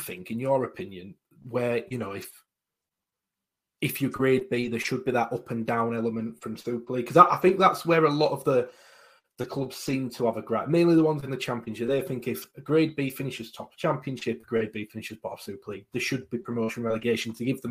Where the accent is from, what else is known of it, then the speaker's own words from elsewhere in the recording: Halifax, Yorkshire and the Humber, United Kingdom; I'm from Halifax.